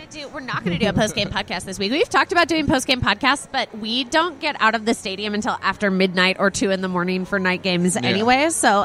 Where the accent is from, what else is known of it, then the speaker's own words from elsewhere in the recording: Texas, United States; Yeah, I guess I'm from Texas, so the whole like being good at skiing thing just eludes me.